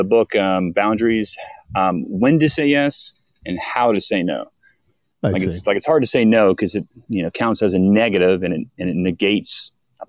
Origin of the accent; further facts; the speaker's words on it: St. Petersburg, Florida, United States; That's my hometown, St. Pete